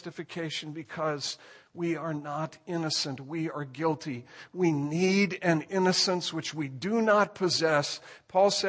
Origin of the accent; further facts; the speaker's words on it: Indiana, United States; moved away; I was born in Indiana